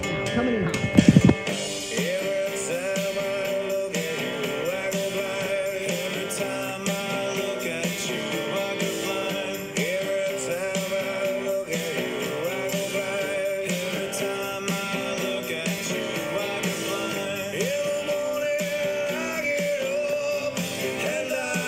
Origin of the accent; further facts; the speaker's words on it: New Jersey, United States; I'm from New Jersey